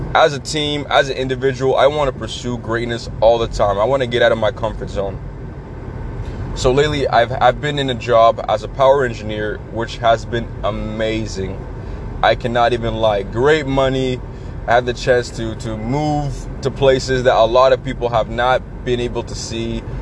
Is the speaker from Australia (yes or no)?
no; Canada; I'm a Canadian. We are nice people